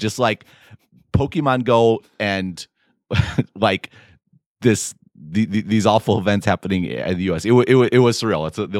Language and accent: English; Midwest, United States; as a Midwesterner.